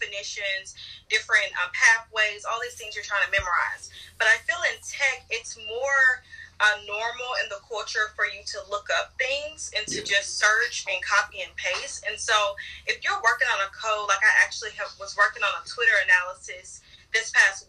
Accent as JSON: {"language": "English", "town": "Nashville", "region": "Tennessee", "country": "United States", "tie": "born or raised there", "said": "I love Nashville. I think it normally has been a small town."}